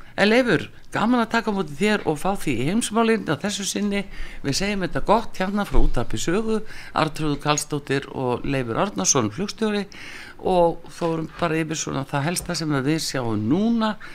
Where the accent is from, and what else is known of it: Iceland